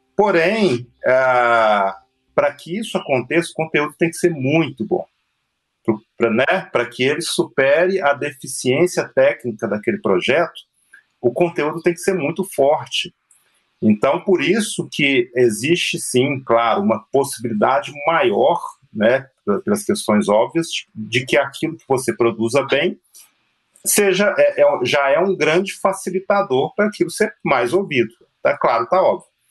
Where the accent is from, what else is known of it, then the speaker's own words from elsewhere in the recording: Belo Horizonte, Minas Gerais, Brazil; nós mineiros, por exemplo, a gente tem mania de comer o fim das palavras